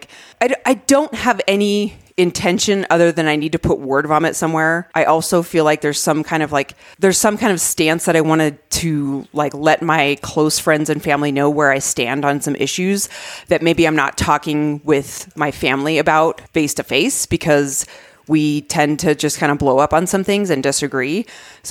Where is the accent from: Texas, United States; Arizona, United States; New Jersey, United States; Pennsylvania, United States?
Arizona, United States; I grew up in Arizona